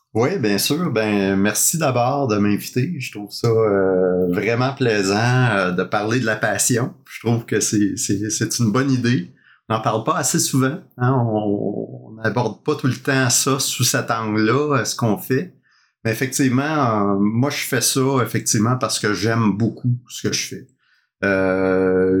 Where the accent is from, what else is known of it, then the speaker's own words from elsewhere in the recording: Montreal, Quebec, Canada; moved away as an adult; also born or lived in Sherbrooke; j'ai grandi à Montréal, dans l'est de Montréal